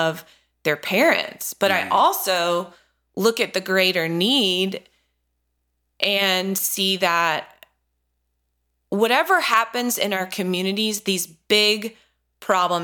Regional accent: North Carolina, United States; I grew up in North Carolina. I've lived here my whole life

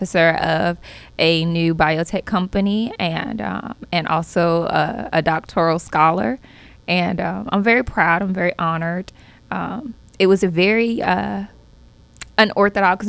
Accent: Centereach, New York, United States; moved away as an adult; now in North Carolina, United States; I graduated high school in Long Island, Center Reach of Long Island.

